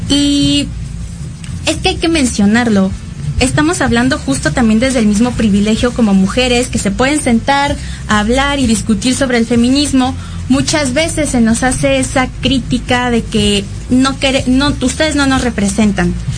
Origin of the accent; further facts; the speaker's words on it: Mexico City, Mexico; me siento como súper chilanga